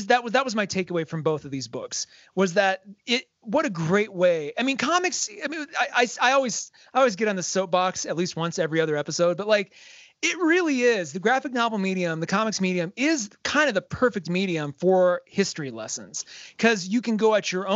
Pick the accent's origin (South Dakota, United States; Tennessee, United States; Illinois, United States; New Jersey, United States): South Dakota, United States; moved away; I'm from South Dakota